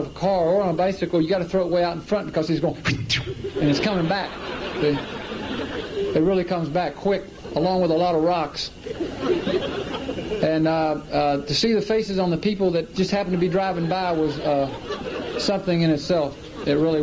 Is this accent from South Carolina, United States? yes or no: yes; Clemson, South Carolina, United States; I grew up in Clemson, South Carolina